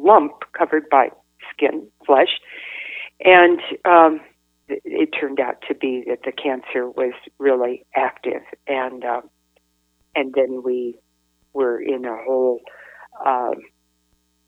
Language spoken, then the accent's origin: English; Northern California, United States; moved away; I grew up in Northern California